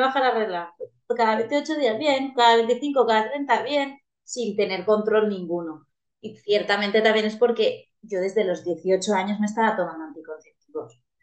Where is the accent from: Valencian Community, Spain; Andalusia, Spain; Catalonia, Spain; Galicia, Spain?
Valencian Community, Spain; soy una chica valenciana, muy valenciana.